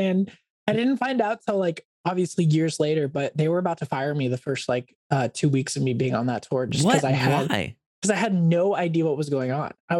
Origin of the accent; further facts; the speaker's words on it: Oregon, United States; also born or lived in Corvallis, Oregon; Growing up in Oregon, I was like big into the outdoors